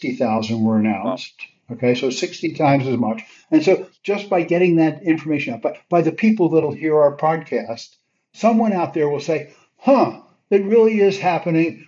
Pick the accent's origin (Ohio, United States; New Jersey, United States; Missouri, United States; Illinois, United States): New Jersey, United States; Elizabeth; I grew up in Elizabeth, New Jersey, and the biggest thing in town was Singer Sewing Machine